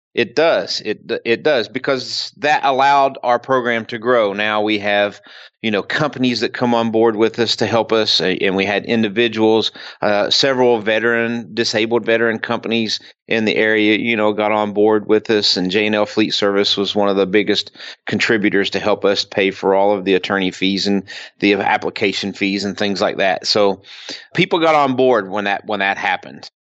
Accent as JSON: {"language": "English", "region": "Kentucky", "country": "United States", "moved": "yes", "said": "I'm originally from Kentucky"}